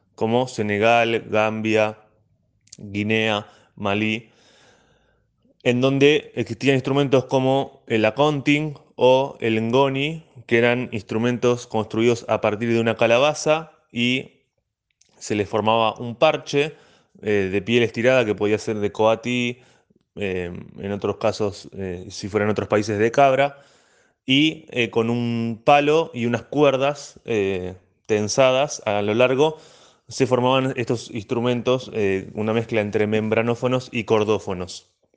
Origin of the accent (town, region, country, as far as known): La Plata, Buenos Aires Province, Argentina